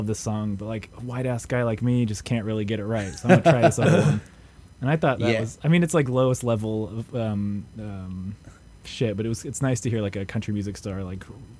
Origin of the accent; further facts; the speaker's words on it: California, United States; yo, we're from California.